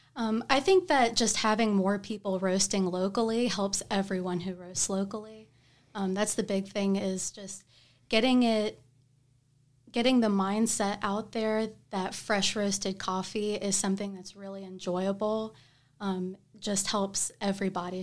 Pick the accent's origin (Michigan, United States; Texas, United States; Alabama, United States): Alabama, United States; Tuscaloosa; moved away as an adult; now in Huntsville, United States; I'm from Tuscaloosa